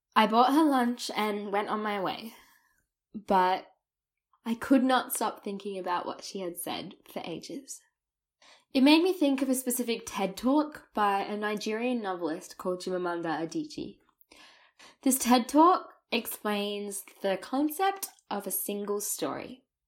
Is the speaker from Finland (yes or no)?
no; Australia; first language English; clearly my accent and overuse of the word mate didn't give away that I was a native English speaker.